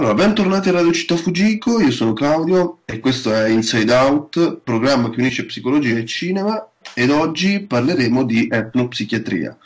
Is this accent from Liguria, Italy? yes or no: no; Marche, Italy; moved away as an adult; now in Bologna, Italy; vengo dalle Marche, quindi sono un marchigiano doc